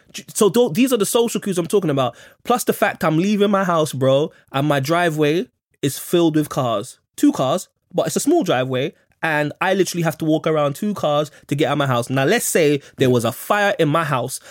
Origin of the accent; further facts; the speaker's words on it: London, United Kingdom; I grew up in Kensal Rise in the eighties